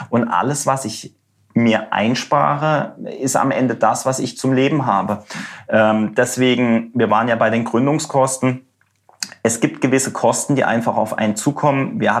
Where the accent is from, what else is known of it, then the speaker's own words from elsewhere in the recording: Germany; weil ich gesagt habe, bin Deutscher, ich will im Netz.